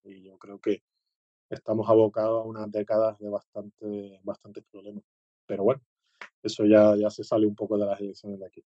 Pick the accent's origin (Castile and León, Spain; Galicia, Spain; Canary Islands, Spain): Canary Islands, Spain; como soy canario